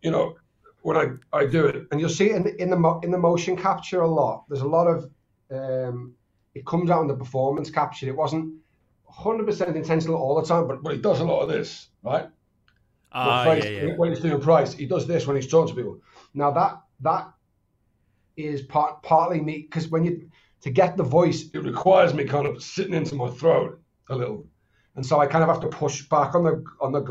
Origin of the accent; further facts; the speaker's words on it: Liverpool, North West England, United Kingdom; accent: Scouse; I'm from Liverpool